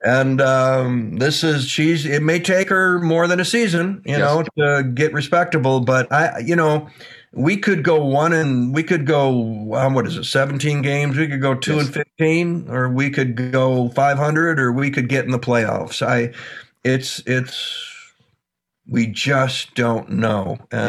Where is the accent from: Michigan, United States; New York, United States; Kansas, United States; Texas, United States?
Michigan, United States; I grew up in Michigan. I am working class.